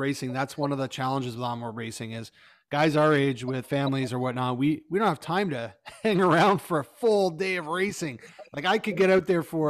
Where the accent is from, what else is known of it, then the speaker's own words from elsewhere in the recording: Canada; as a Canadian